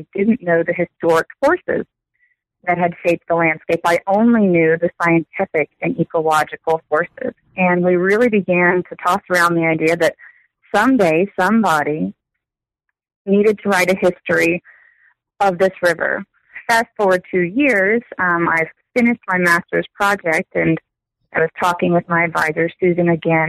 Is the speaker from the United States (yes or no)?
yes; Texas, United States; I work as an instructor at Angelo State University. I grew up in Texas, so I've not traveled far.